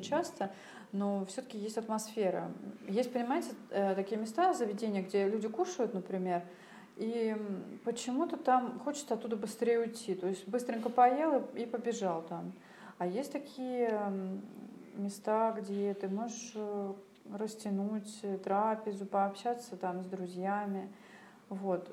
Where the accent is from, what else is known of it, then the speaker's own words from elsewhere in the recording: Saint Petersburg, Russia; мы из СПБ